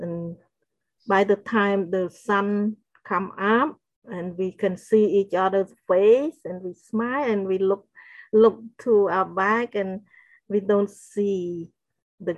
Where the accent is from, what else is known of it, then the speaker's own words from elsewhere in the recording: Battambang, Cambodia; moved away; Battambang, where my hometown is.